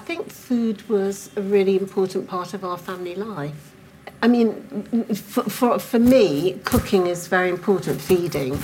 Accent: Manchester, North West England, United Kingdom; I was brought up in Manchester in a Jewish family

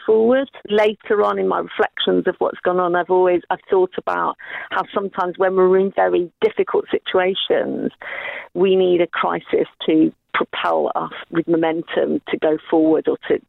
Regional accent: Ireland; I'm white Irish, 57 years old

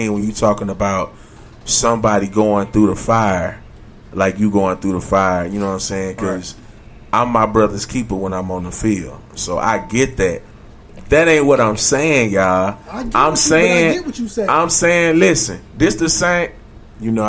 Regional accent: United States; I grew up in Washington Park

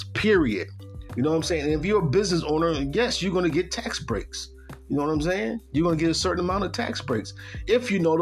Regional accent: Buffalo, New York, United States; I'm coming from the East Coast, Buffalo, New York, upstate New York. And I'm not used to that type of weather

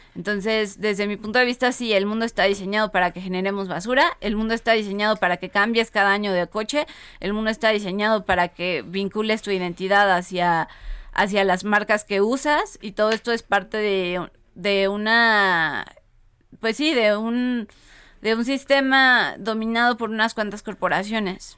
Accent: Mexico; como mexicanos

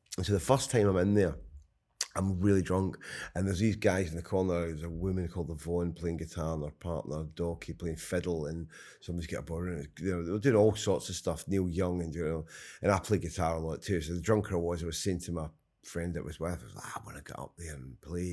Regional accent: Scotland, United Kingdom; I'm Scottish

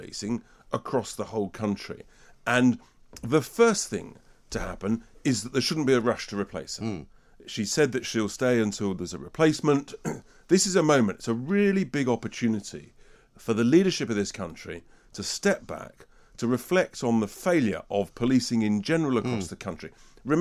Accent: London, United Kingdom; as a Londoner

